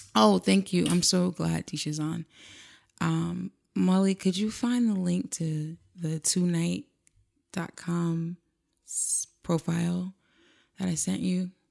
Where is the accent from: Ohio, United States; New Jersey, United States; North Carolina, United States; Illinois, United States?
New Jersey, United States; East Orange; me from Presidential Square in East Orange, New Jersey